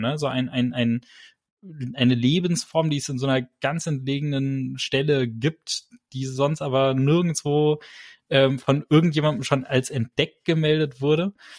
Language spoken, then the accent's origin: German; Germany; bei uns in Deutschland gibt es keine Adelstitel